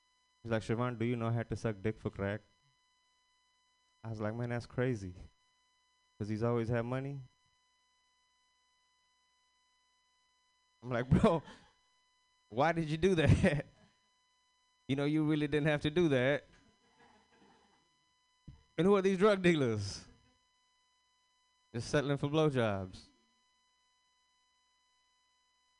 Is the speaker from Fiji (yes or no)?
yes; Fiji; I'm Indian, but I'm from Fiji